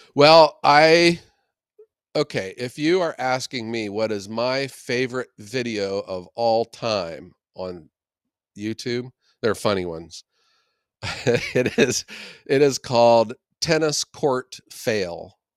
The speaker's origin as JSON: {"language": "English", "town": "Youngstown", "region": "Ohio", "country": "United States", "tie": "born or raised there", "said": "the mahoning valley where i'm from in the city of youngstown"}